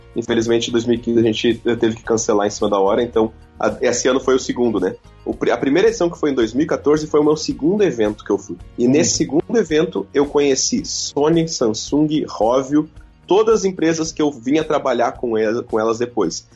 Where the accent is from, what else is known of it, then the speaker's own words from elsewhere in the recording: Santa Maria, Rio Grande do Sul, Brazil; a gente é de Santa Maria, no Rio Grande do Sul